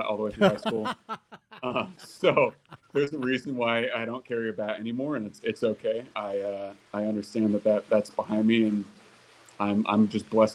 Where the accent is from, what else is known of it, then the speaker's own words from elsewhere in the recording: inland Orange County / LA area, Southern California, United States; Southern California was home, kind of inland, Orange County, LA area.